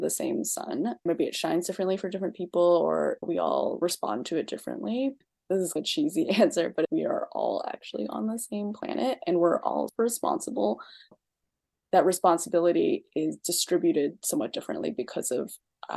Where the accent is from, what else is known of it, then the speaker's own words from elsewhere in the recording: East Coast, United States; also born or lived in China / Pennsylvania / Boston; So I was born in China and I mostly grew up on the East Coast. I spent a lot of time in Boston Chinatown. And before that, I lived in a very predominantly white working class town in Pennsylvania.